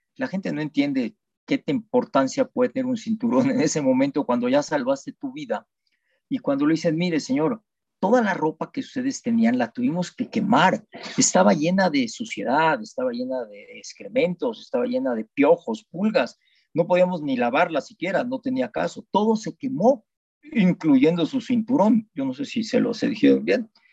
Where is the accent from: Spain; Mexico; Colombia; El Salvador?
Mexico; nací en México, he vivido toda mi vida en México